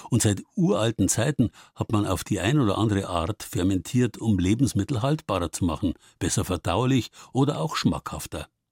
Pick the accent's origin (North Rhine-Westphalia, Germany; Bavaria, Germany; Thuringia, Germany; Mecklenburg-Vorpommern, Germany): Bavaria, Germany; bei uns in Bayern